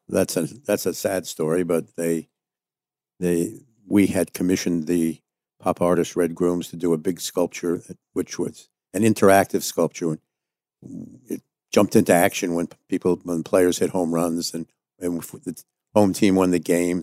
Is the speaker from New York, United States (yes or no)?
yes; New York City, New York, United States; I was born in Manhattan, New York City. Went to public school here in New York